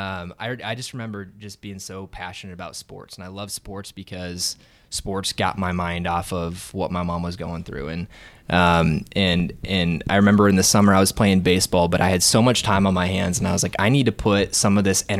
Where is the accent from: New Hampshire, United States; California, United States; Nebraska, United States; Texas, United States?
Nebraska, United States; Waverly; I am from Waverly.